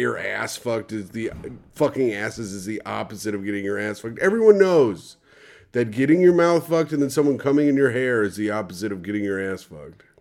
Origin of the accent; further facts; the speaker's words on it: Indiana, United States; I'm from Indiana